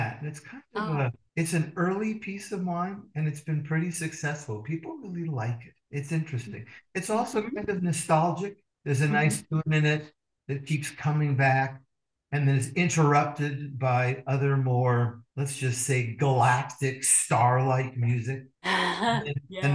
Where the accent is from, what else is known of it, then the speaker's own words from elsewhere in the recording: Seattle, Washington, United States; now in Arizona, United States; I grew up in Seattle